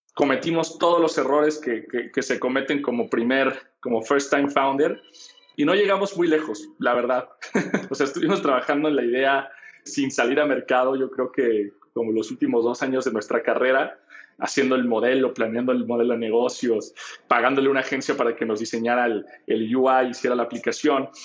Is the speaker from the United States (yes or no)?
no; Guadalajara, Jalisco, Mexico; Yo soy de Guadalajara